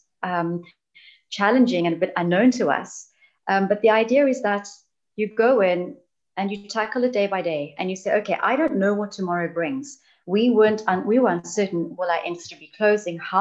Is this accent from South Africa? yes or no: yes; South Africa; accent: South African; now in United Kingdom; You can hear I'm South African, I'm obviously not British. So I grew up in an environment that was rather challenging in the sense of unemployment rates.